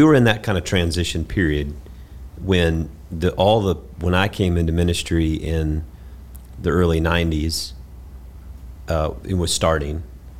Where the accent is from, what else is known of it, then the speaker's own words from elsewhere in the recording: Georgia, United States; you know, we're from South Georgia.